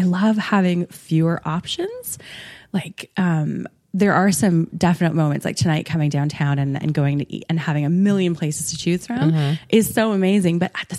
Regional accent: Saskatchewan, Canada; also born or lived in Ottawa / British Columbia; So I was born there and then we lived in British Columbia for a while. Oh, and then okay. I actually grew up in Saskatchewan, in small town Sask

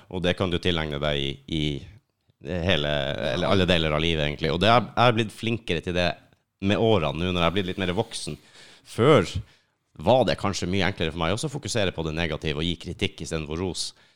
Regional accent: Lakselv, Finnmark, Norway; moved away; Helt oppi Finnmark

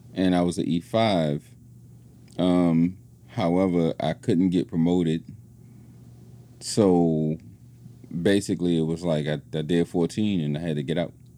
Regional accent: New Orleans, Louisiana, United States; moved away as an adult; I was from New Orleans

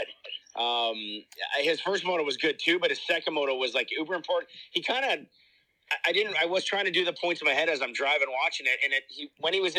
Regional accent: Canada; as a Canadian super fan

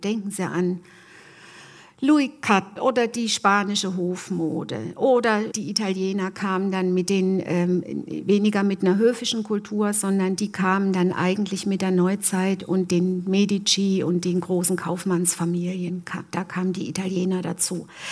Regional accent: Germany; ich komme äh, aus der Gegend Martin Luthers

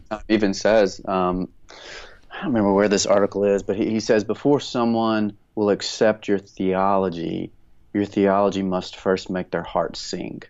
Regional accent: north of Houston, East Texas, United States; now in Central Texas, United States; raised a little bit north of, of Houston

